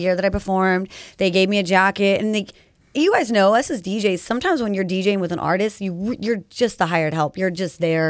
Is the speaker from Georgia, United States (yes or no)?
no; Rancho Cucamonga, California, United States; also born or lived in San Bernardino; now in Pomona, United States; I was born in San Bernardino, county baby right here. And then I was raised mostly in, like, Rancho Cucamonga